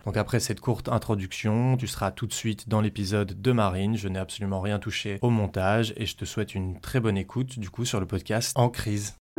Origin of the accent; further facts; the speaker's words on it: Belgium; also born or lived in Brussels; je suis belge, j'habite à Bruxelles